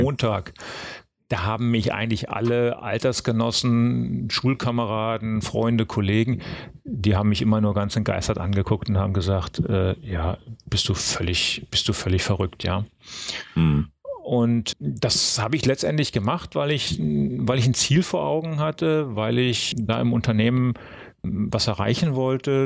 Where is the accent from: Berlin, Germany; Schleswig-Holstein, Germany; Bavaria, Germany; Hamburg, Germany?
Berlin, Germany; ich bin aufgewachsen in Berlin-Lichterfelde